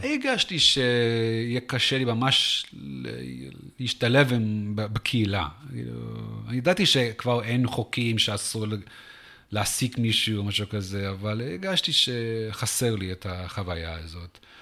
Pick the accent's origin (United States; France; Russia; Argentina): United States; San Antonio, Texas; Hebrew is a second language; moved away as an adult; also born or lived in South Africa / Washington, D.C. / Jerusalem, Israel; now in Israel; אני גדלתי בעיקר בטקסס, בסן אנטוניו